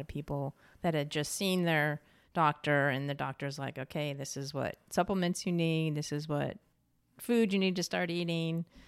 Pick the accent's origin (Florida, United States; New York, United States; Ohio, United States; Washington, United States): New York, United States; moved away; also born or lived in Santa Fe, New Mexico / California / Portland, Oregon; I'm originally from New York State, so lived in Santa Fe, New Mexico for a while